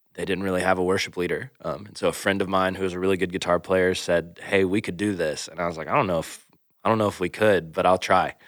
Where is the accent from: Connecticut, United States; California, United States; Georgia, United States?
Georgia, United States; Atlanta; moved away as an adult; also born or lived in Macon, Georgia; now in Iowa, United States; we both grew up, uh, born and raised in Atlanta, Georgia